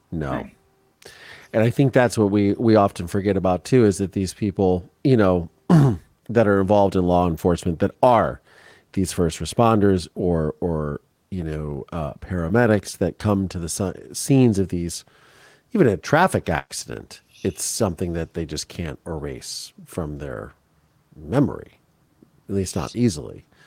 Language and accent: English; Midwest, United States; I come from the Midwest